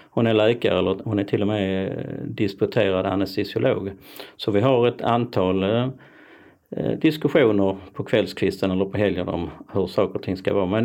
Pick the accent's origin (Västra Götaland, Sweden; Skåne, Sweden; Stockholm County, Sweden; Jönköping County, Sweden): Skåne, Sweden; Malmö; jag tror att jag som, som skåning då, Malmöbo, i sig i förskingringen, för jag bor inte i Malmö längre, så är jag rätt så stabil och ganska trygg.